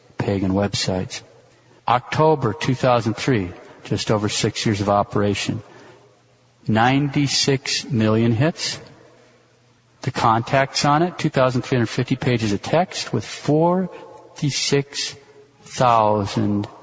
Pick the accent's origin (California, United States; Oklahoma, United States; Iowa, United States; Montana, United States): Montana, United States; now in Kansas City, United States; growing up in Montana